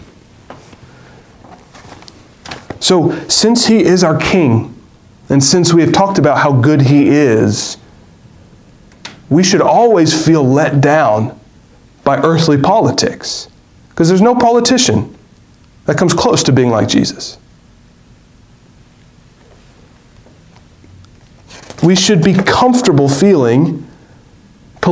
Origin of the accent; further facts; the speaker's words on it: United States; As American citizens and good American citizens